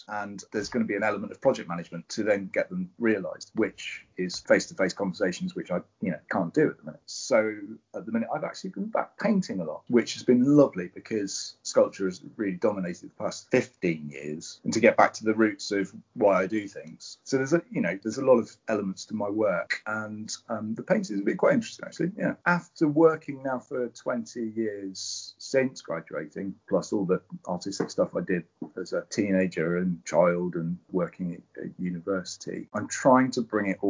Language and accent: English; Cornwall, South West England, United Kingdom; I'm Cornish and I'm an artist